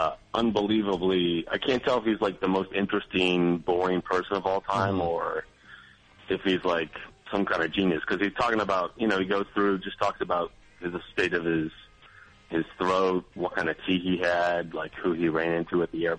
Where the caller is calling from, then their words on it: Baltimore, Maryland, United States; I'm calling from Baltimore.